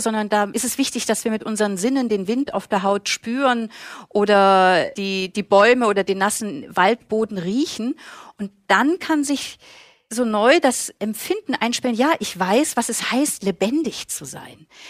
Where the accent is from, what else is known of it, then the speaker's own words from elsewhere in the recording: Germany; now in Vienna, Austria; ich als Deutsche in Österreich lebe